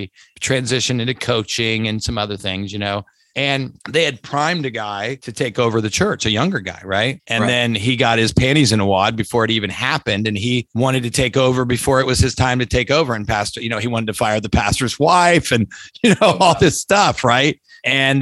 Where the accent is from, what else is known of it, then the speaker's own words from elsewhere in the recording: Lancaster, Ohio, United States; In an instant, that's my hometown